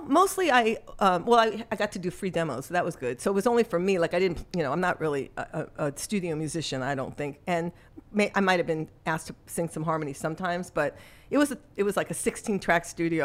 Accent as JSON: {"language": "English", "town": "Los Angeles", "region": "California", "country": "United States", "tie": "born or raised there", "also_born_or_lived": "New York", "moved": "as an adult", "said": "I was born in New York, but raised in Los Angeles"}